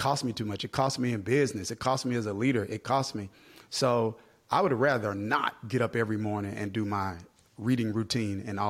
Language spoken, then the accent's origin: English; Kilmichael, Mississippi, United States; moved away; I grew up in Kilmichael, Mississippi, population less than 500 people